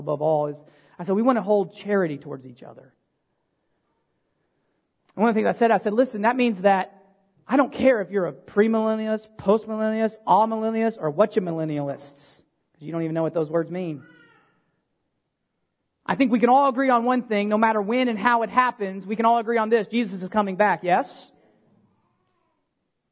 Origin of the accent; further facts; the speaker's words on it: United States; as Americans